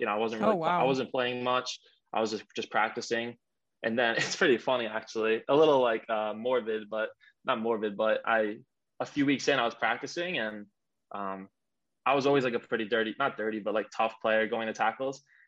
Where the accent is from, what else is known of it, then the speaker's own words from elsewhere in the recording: Long Island, New York, United States; We're actually both from Long Island, and yep. You know, I grew up in like the big soccer culture here